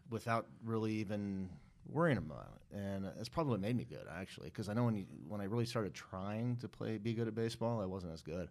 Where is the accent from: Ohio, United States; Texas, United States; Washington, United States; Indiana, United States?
Washington, United States; Seattle; I grew up in North Seattle